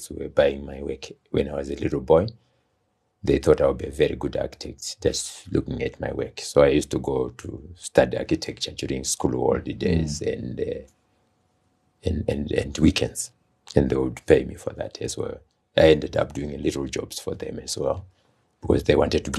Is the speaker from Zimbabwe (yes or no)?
yes; Zimbabwe; I was born here in Zimbabwe.